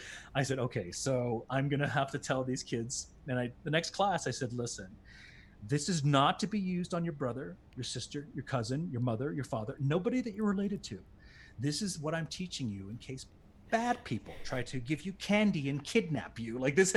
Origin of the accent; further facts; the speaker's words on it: Bermuda; accent: British; Why can't I talk about myself growing up in Bermuda